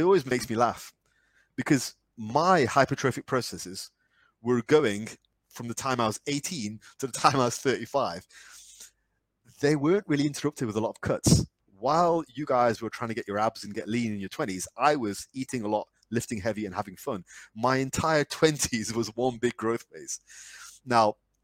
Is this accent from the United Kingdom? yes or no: yes; United Kingdom; me being very British